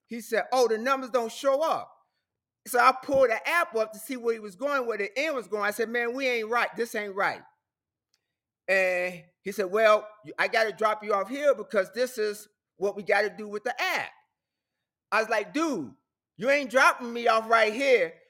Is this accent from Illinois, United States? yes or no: yes; Chicago, Illinois, United States; moved away; I'm from Chicago.